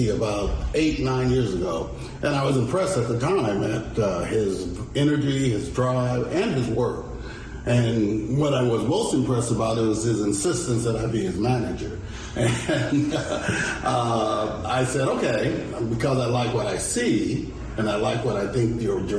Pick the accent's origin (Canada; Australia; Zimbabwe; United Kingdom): Zimbabwe; which references a lot of my childhood and growing up in Zimbabwe and also using that as inspiration in my day to day living.